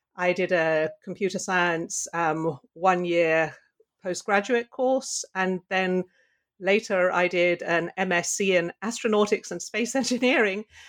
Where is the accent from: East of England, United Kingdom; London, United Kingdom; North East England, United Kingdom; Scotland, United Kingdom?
London, United Kingdom; now in Pittsburgh, United States; I grew up in London